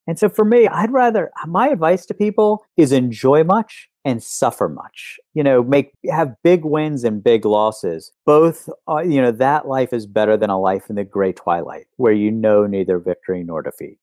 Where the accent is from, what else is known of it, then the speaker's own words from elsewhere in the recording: West Virginia, United States; when I was growing up in West Virginia